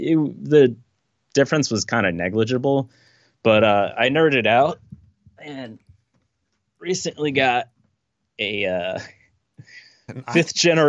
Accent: Fredericksburg, Virginia, United States; now in New York, United States; I was born in Fredericksburg, Virginia.

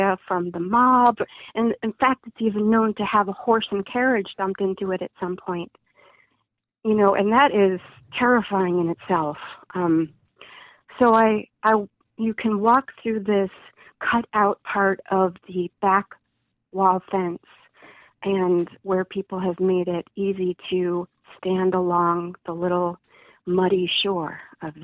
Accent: Chicago, Illinois, United States; also born or lived in Midlothian, Illinois; I grew up in Chicagoland, and I actually spent some years in Midlothian, Illinois

